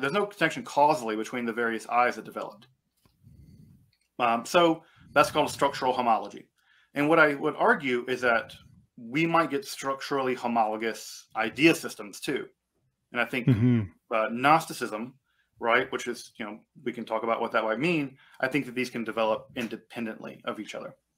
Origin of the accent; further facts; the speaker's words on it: United States; I'm American.